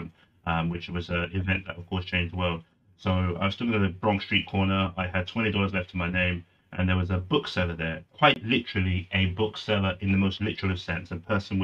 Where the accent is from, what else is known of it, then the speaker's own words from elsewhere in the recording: United Kingdom; I'm British Nigerian. I was both, which means my parents are Nigerian